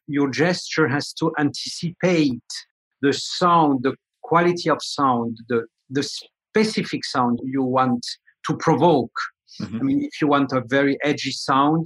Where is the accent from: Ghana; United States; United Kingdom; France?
France; moved away; I come from France.